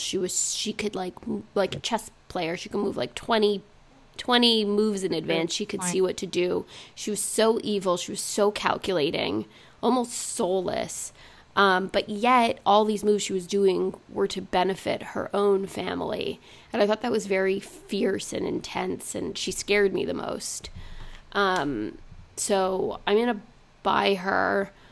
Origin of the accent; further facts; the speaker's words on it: Montreal, Quebec, Canada; now in United States; growing up in Montreal